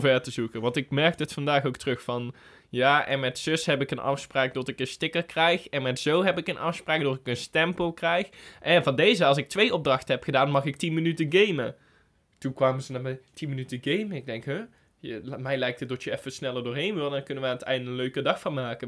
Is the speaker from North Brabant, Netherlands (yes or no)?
yes; North Brabant, Netherlands; Voor ons als Brabanders